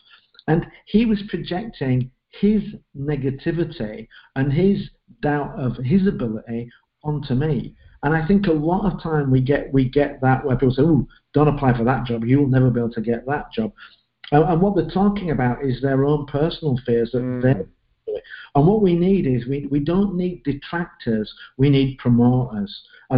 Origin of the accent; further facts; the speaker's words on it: England, United Kingdom; I'm looking and I'm English, and I look at writing and I'm thinking, Dickens, Chaucer, Shakespeare, how the hell can I write?